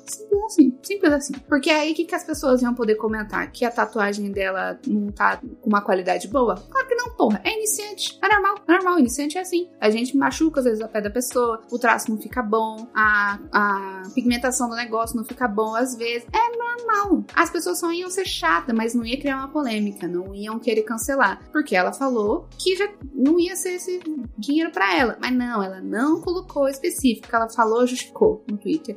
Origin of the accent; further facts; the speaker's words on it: Caraguatatuba, São Paulo, Brazil; eu sou de Caraguatatuba